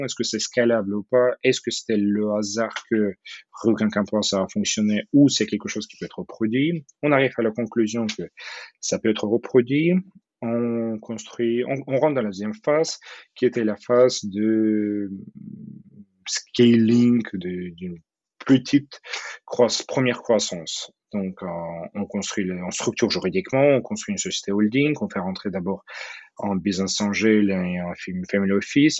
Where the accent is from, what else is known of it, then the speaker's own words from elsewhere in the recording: Odesa, Odesa Oblast, Ukraine; French is a second language; moved away as an adult; also born or lived in Kyiv, Ukraine / Moscow, Russia / Seattle, United States; now in Paris, France; Je viens d'Odessa, qui est une très belle ville en Ukraine, au bord euh, de la mer Noire, une ville que j'adore